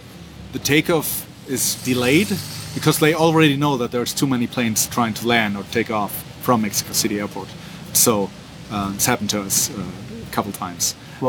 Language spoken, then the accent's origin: English; Germany; But I grew up around Bundeswehr. Yeah, it was always there.